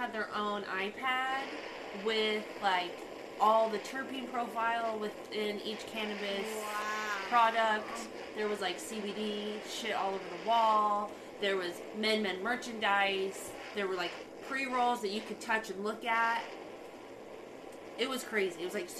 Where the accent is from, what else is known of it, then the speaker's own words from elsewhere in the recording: Washington, United States; I'm from Washington.